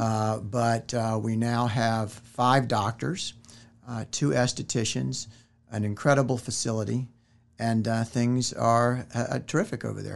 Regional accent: Richmond, Virginia, United States; moved away as an adult; now in Winston-Salem, United States; originally I am from Richmond, Virginia, and I came down to Winston-Salem in nineteen ninety-one after graduating from medical school

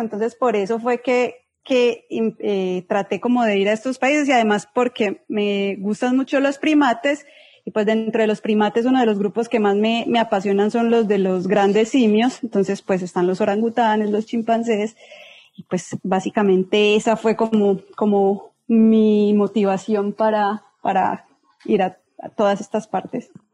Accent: Medellín, Antioquia, Colombia; moved away as an adult; now in Sierra Leone; yo nací en Medellín

